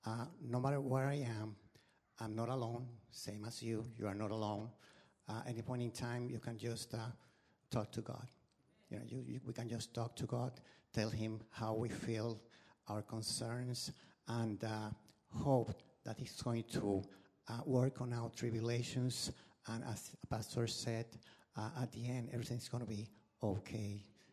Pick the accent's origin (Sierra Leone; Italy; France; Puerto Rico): Puerto Rico; moved away as an adult; now in Texas, United States; I'm from Puerto Rico. I was brought here to Texas because of some special circumstances